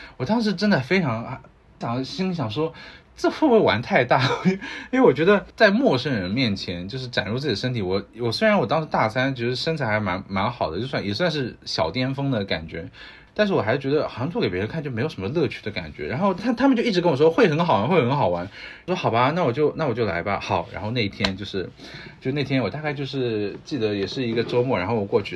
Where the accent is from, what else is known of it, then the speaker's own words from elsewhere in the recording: China; moved away as an adult; also born or lived in United States; 我们中国人讲来都来了的精神